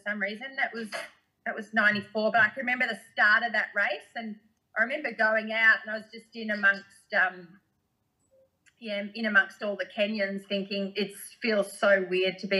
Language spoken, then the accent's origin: English; Australia; me being an Aussie girl